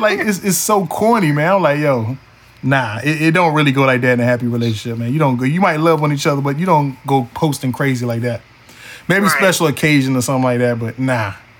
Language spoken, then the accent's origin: English; Wilson, North Carolina, United States; my hometown of Wilson, North Carolina. 252